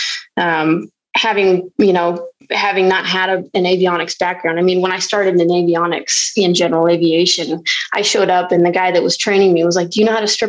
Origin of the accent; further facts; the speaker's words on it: Carson City, Nevada, United States; also born or lived in Washington State; I'm originally from Carson City, Nevada. But I spent, you know, some of my life in Washington State, grew up, joined the Marine Corps, was stationed in California and Hawaii